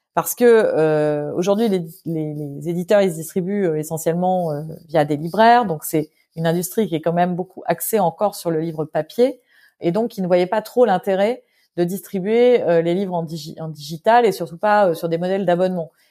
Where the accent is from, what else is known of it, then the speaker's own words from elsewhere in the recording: France; moved away as an adult; also born or lived in London; je suis française à 100%